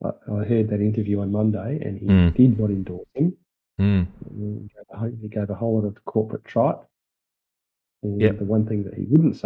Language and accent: English; Australia; I was pretty pleased that he won because being an Aussie